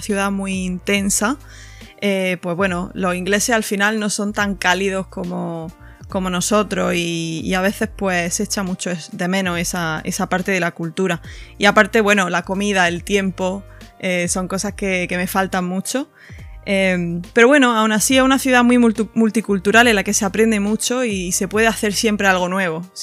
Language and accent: Spanish; Granada, Andalusia, Spain; accent: Andalusian; moved away as an adult; also born or lived in Dubai / Paris; now in London, United Kingdom; de donde soy yo en Granada hay mucha cultura de, del tapeo